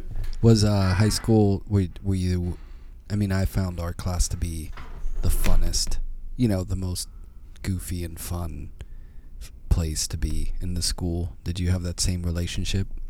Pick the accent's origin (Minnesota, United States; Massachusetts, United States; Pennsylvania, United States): Pennsylvania, United States; Pittsburgh; now in New York, United States; my hometown in Pittsburgh